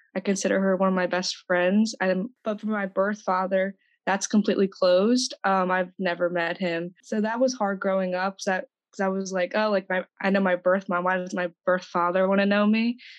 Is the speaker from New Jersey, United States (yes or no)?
yes; New Jersey, United States; now in Pennsylvania, United States; I was born in New Jersey. Now I'm in Pennsylvania